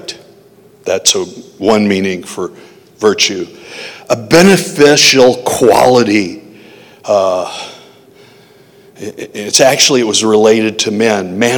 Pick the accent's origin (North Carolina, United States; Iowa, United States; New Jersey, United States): Iowa, United States; Janesville; from Janesville, Iowa